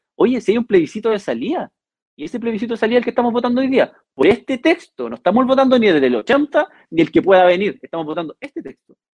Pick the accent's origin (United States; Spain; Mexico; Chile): Chile; crecer como chilenos